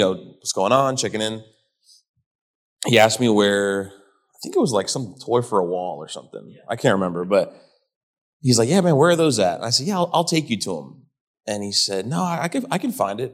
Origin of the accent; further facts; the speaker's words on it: Miami, Florida, United States; moved away as an adult; also born or lived in Hawaii / Arizona / Georgia / Key West; I was in Miami from 96, 97 to 2011.